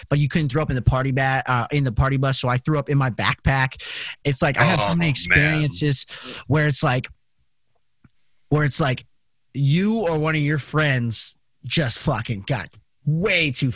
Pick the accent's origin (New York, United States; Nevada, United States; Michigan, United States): Nevada, United States; Las Vegas; Growing up in Las Vegas